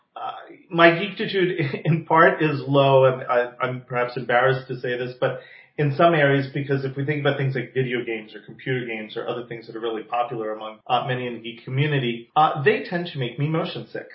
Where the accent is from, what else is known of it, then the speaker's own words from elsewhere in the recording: New Jersey, United States; now in Palm Springs, United States; I am originally from the East Coast, from New Jersey. So for those of you listening with fine-tuned ears, you may detect that accent every so often